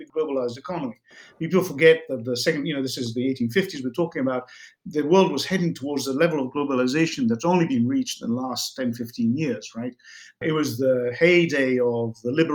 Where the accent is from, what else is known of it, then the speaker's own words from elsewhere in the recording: Bologna, Emilia-Romagna, Italy; my hometown of Bologna in Italy